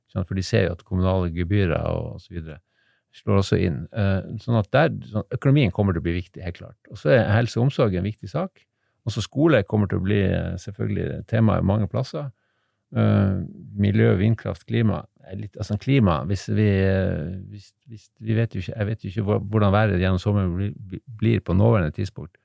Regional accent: Harstad, Troms, Norway; moved away; also born or lived in Narvik; Jeg er egentlig fra Harstad

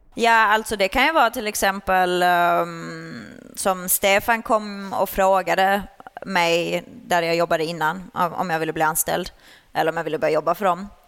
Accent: Sweden; moved away as an adult; now in Netherlands; jag red ju ponny uh, junior uh, hemma i Sverige. Sen flyttade jag utomlands när jag var 19

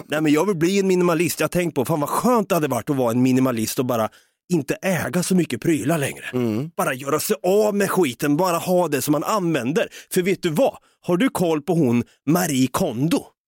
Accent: Sweden; vi är så jävla svenska

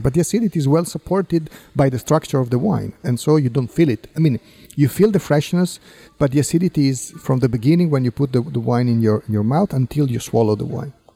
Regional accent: Piedmont, Italy; English is a second language; I was born and raised in Piemonte

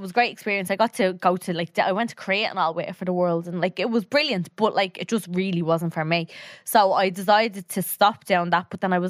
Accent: Tallaght, Leinster, Ireland; So I was born and raised in Talla. My man and dad were as well.

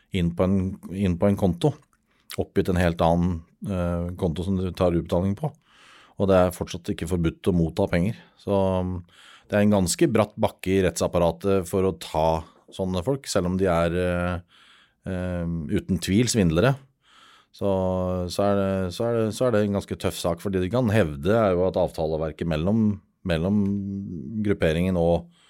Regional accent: Norway; Vi er nordmenn

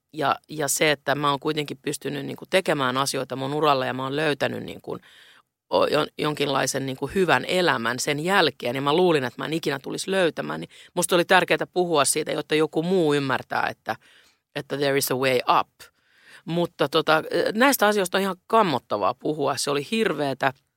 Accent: Helsinki, Uusimaa, Finland; now in Stockholm, Sweden; mä rakastan Helsinkiä, se on mun kotikaupunkini

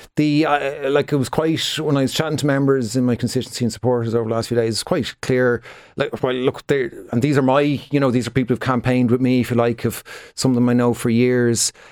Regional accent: Dublin, Leinster, Ireland; I'm from Dublin myself.

